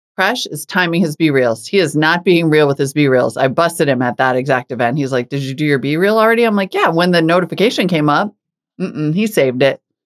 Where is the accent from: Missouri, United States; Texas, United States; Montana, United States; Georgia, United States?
Montana, United States; moved away; also born or lived in North Dakota; I grew up in Montana and North Dakota